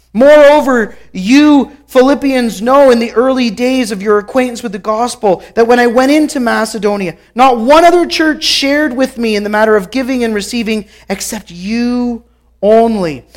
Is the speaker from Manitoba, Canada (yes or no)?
no; Guelph, Ontario, Canada; I grew up in Guelph, Ontario